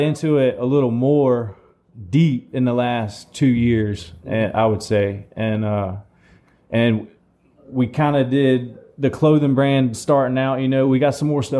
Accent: Fernandina Beach, Florida, United States; originally from Fernandina Beach.

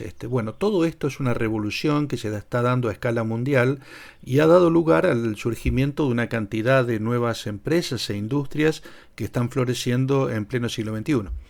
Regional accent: Argentina

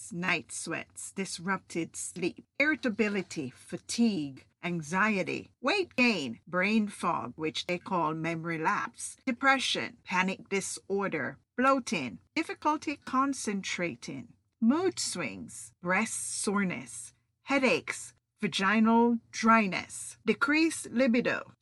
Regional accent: Jamaica; now in United States; I'm Jamaican

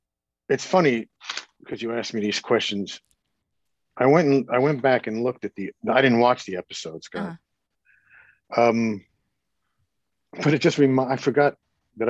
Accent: New Jersey, United States; also born or lived in New York

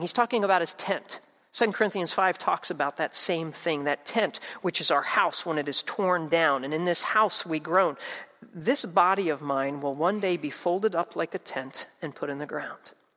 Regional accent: New Jersey, United States; I grew up in South Jersey.

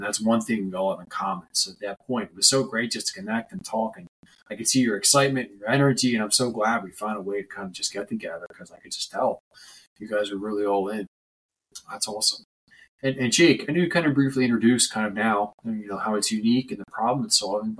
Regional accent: Delco, Pennsylvania, United States; I grew up in Delco, so I'm very familiar with Kelly's Tap Room.

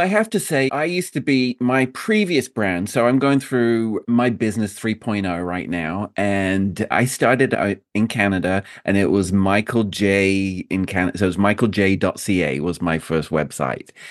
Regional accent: United Kingdom; I'm a Brit

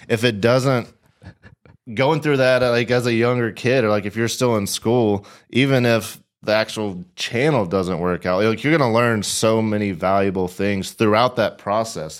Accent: Nashville, Tennessee, United States; moved away as an adult; I grew up in Nashville

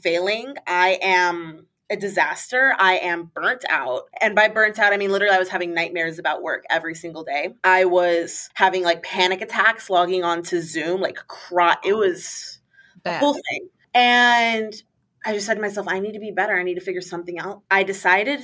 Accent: Puerto Rico; moved away as an adult; I'm from Puerto Rico

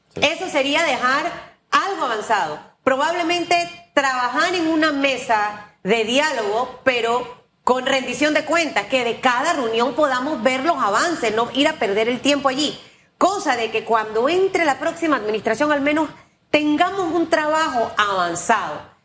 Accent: Panama; esos somos los panameños

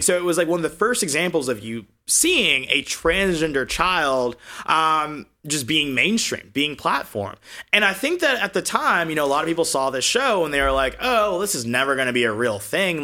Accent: Augusta, Georgia, United States; moved away as an adult; also born or lived in Alabama; now in California, United States; I grew up in Georgia in the Deep South

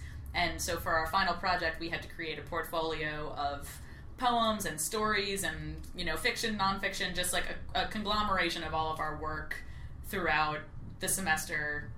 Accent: Long Island, New York, United States; I grew up on Long Island. I took piano lessons on Long Island.

